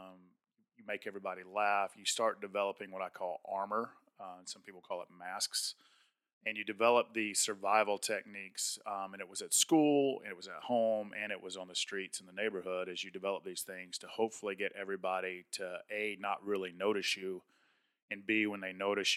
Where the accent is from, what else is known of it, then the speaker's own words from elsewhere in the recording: Atlanta, Georgia, United States; I grew up in South Atlanta in a good blue-collar, hardworking part of the state of Georgia